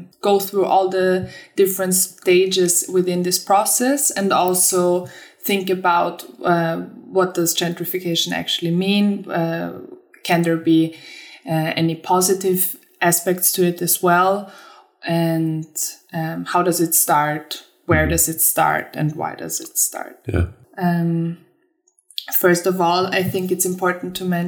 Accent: Vienna, Austria; moved away as an adult; also born or lived in Sweden; now in Lund, Sweden; I'm originally from Vienna. I've been living there for 25 years, but now made the move to Sweden in autumn

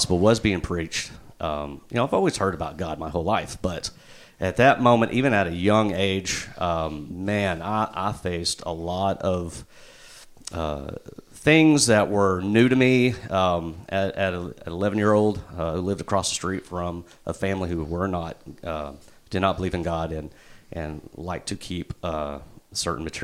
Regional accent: Jonesboro, Arkansas, United States; also born or lived in Little Rock, Arkansas; I born and raised in Jonesboro, lived in Little Rock for 9 years, came back

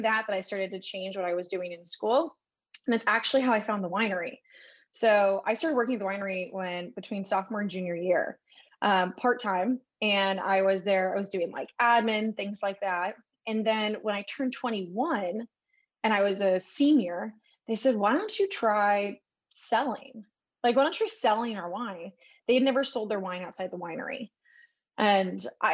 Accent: San Luis Obispo, California, United States; So I grew up in San Luis Obispo, California, which is actually where I am now

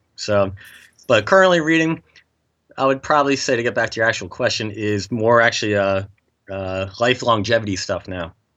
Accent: Nazareth, Pennsylvania, United States; Nazareth is my hometown

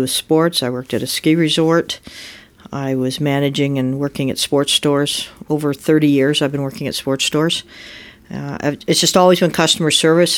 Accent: Muskoka, Ontario, Canada; I was born and raised up in Muskoka

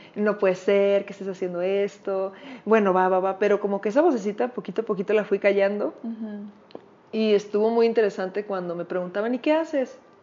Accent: Culiacán, Sinaloa, Mexico; moved away as an adult; now in Mexico City, Mexico; Me mudo a la Ciudad de México, yo soy de Culiacán, Sinaloa

